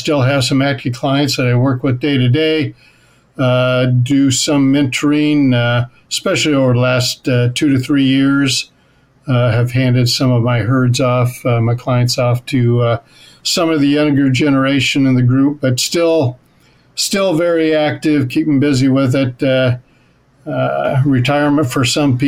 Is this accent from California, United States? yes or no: yes; Northern California, United States; moved away as an adult; now in New York, United States; Grew up in the industry in Northern California, about an hour north of San Francisco.